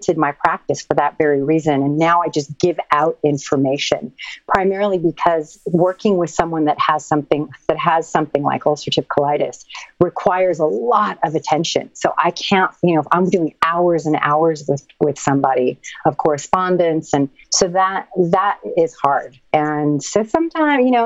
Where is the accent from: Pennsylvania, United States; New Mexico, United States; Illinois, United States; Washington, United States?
New Mexico, United States; Santa Fe; now in Venice, United States; From New Mexico. I'm from Santa Fe.